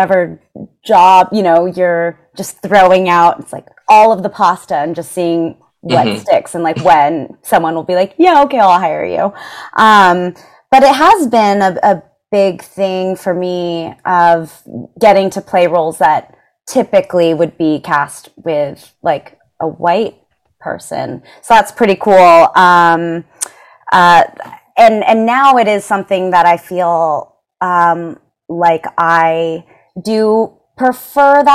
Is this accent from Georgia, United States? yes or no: no; Seattle, Washington, United States; I grew up in Seattle